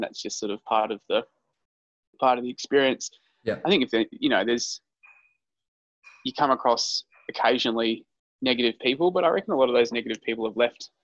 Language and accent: English; Queensland, Australia; moved away; also born or lived in Melbourne; So I grew up in Queensland, so you graduate school when you're 17 in Queensland.